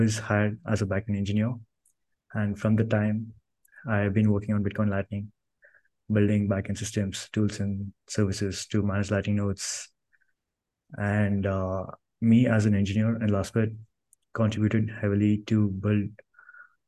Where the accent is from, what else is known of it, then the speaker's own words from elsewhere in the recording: Karnataka, India; now in Bangalore, India; I was born in a small village in India. So I grew up there in Bangalore, and I moved to Bangalore city to complete my graduation.